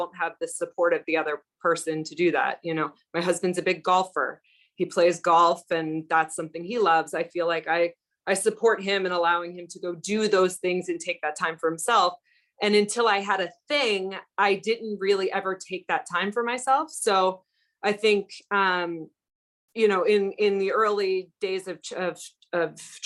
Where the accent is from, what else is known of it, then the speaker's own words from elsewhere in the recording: Florida, United States; I grew up in Florida